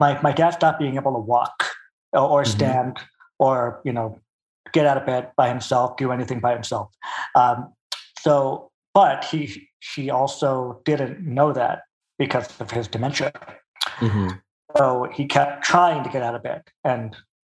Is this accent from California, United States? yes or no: yes; Pasadena, California, United States; also born or lived in Culver City / Altadena / Burbank; now in Santa Clarita, United States; Born in Fox Hills area, in Culver City. Grew up in Pasadena, Altadena for like 2 years until my sister was born. Pasadena until I was, I think, 12 or 13, Burbank from that point on until last year, now Santa Clarita